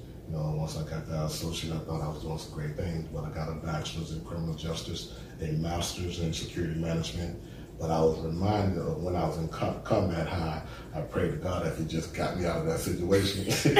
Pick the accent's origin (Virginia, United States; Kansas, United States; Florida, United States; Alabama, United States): Alabama, United States; Mobile; also born or lived in Monroeville, Alabama; Born and raised in Mobile. I'm a native son of Alabama. You know, grew up in the Maysville area, in Brookenville area. I was raised by a single parent, myself, and have two sisters and one brother.